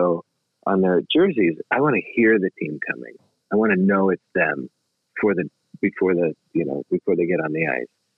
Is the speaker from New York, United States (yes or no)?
yes; New York, United States; now in Los Angeles, United States; I'm a New Yorker